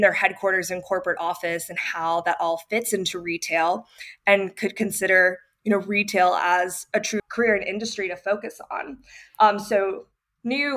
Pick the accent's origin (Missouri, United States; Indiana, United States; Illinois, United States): Missouri, United States; St. Louis; moved away as an adult; also born or lived in Dallas, Texas; I grew up in St. Louis